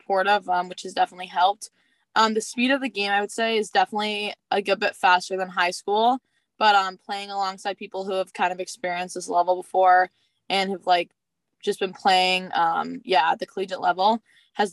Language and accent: English; St. John's, Newfoundland and Labrador, Canada; I am from St. John's, Newfoundland, which is in Canada